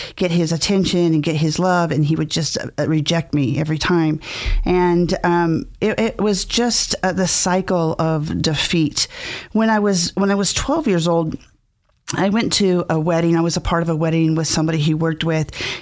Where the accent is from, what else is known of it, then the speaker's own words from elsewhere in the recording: Mountain Home, Idaho, United States; also born or lived in California; I was born in California, but my parents brought me to Mountain Home, Idaho when I was three